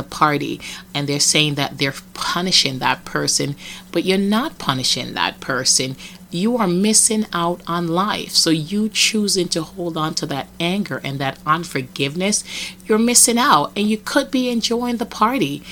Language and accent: English; Jamaica; now in United States; I remember in Jamaica getting beaten a lot